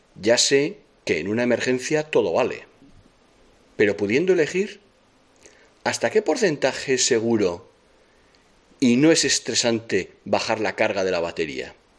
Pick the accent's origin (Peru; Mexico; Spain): Spain; San Sebastián, Basque Country; soy de Donosti